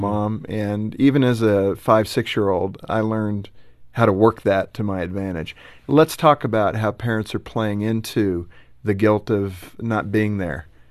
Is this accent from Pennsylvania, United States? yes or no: no; Los Angeles, California, United States; growing up in Los Angeles